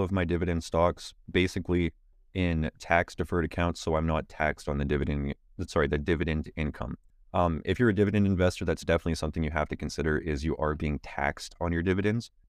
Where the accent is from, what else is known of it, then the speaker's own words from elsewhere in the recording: Canada; as a Canadian